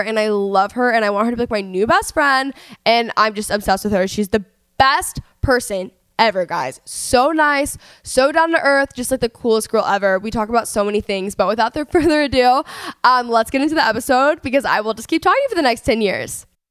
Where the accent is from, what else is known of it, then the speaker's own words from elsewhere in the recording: Dallas, Texas, United States; now in Los Angeles, United States; I'm from Texas